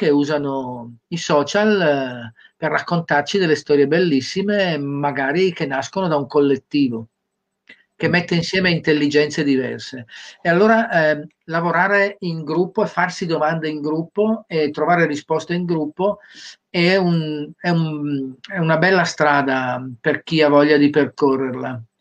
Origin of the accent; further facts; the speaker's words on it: Cagliari, Sardinia, Italy; Io sono di Cagliari.